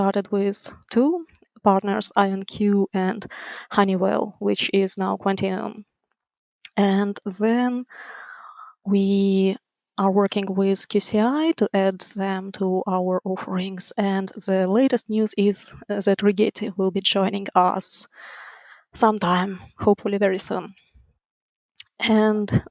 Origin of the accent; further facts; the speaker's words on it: Ukraine; moved away as an adult; now in United States; Originally, I'm from Ukraine.